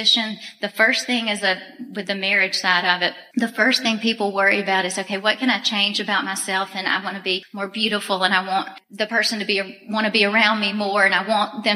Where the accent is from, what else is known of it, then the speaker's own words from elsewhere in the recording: Auburn, Alabama, United States; I was born and raised in Auburn, Alabama.